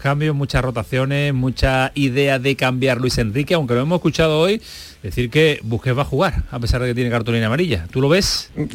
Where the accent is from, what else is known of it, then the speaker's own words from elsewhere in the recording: Andalusia, Spain; accent: Andalusian; el andaluz, en este caso nuestra forma de, hablarlo con eh, nuestro acentito especial